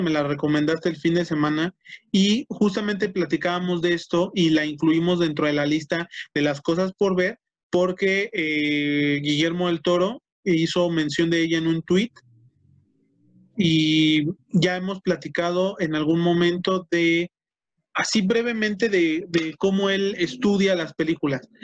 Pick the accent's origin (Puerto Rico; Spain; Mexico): Mexico; la mayoría de los estandoperos en nuestro país